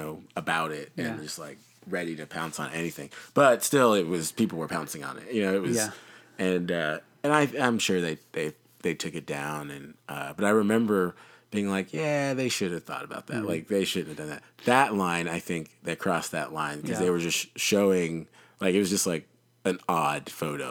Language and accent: English; United States; an American